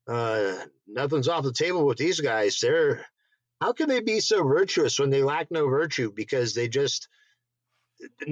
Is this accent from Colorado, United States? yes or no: yes; Denver, Colorado, United States; not even from the South. I was born in Denver.